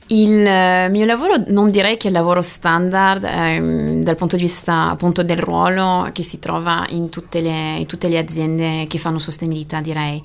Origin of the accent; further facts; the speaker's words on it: Brittany, France; Italian is a second language; moved away; io sono francese, più precisamente bretone e la Bretagna è una bellissima regione di mare